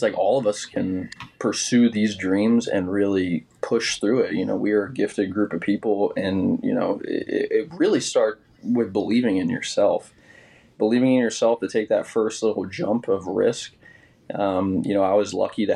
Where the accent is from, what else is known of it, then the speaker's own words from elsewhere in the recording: Williamsport, Maryland, United States; moved away as an adult; also born or lived in New York; I'm first-generation Marylander, first-generation Williamsport, but then born and bred in Williamsport